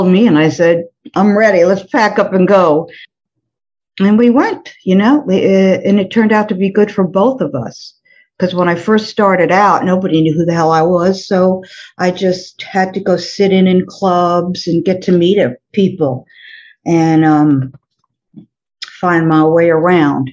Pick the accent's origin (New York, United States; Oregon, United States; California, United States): New York, United States; moved away as an adult; also born or lived in Florida; now in New Orleans, United States; I grew up in New York